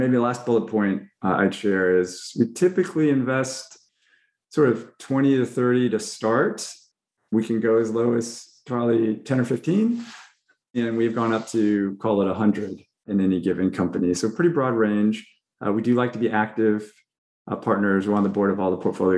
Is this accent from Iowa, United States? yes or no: no; Fresno, California, United States; I grew up in Fresno, California, which is an agricultural community